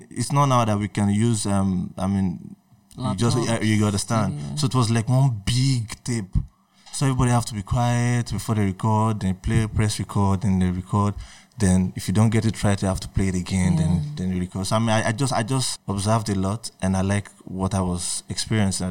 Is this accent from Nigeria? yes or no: yes; Akure, Ondo, Nigeria; also born or lived in Ogun State, Nigeria; I grew up in Akure, understood, Nigeria